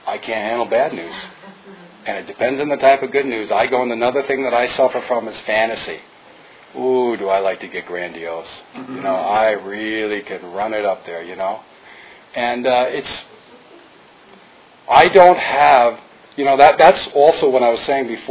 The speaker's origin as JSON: {"language": "English", "town": "New Fairfield", "region": "Connecticut", "country": "United States", "tie": "born or raised there", "moved": "yes", "said": "I'm from New Fairfield, which is right above Danbury on the New York State border"}